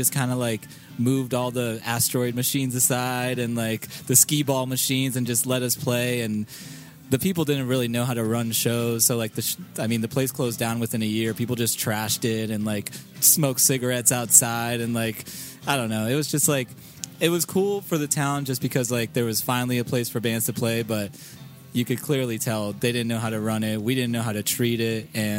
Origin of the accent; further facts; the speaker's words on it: Florida, United States; I was in a band from my hometown in Florida, that was called